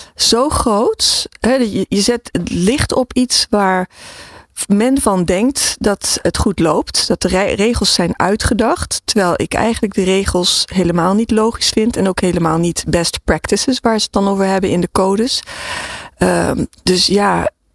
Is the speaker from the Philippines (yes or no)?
yes; Philippines; ik ben in de Filipijnen geboren